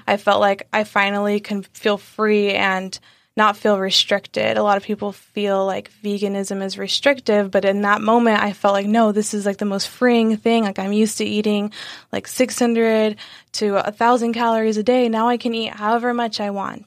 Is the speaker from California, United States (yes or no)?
yes; San Diego, California, United States; also born or lived in Sacramento; I'm from San Diego. Um, we, I was born here, born and raised